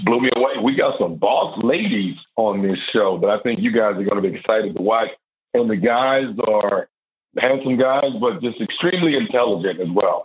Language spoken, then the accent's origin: English; Texas, United States; I'm a country boy. I'm from the South. I'm from Texas.